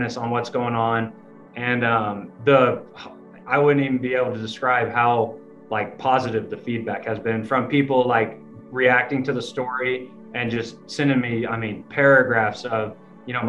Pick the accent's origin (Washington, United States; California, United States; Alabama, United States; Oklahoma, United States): Oklahoma, United States; growing up in Oklahoma, I've always known that I'm, you know, Native American, Indigenous